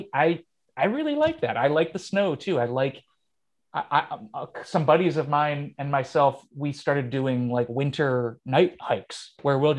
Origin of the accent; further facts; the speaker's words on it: Rochester, New York, United States; also born or lived in Jersey City; I love being from here.